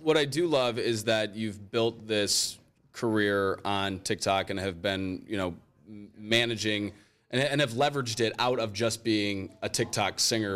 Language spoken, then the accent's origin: English; Rockford, Illinois, United States; now in Cleveland, United States; I grew up in Rockford, Illinois